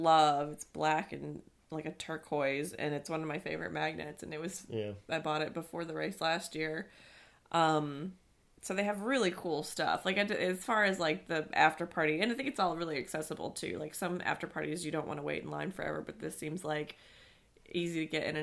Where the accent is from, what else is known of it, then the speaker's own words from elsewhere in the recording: Mississippi, United States; now in Chicago, United States; my home state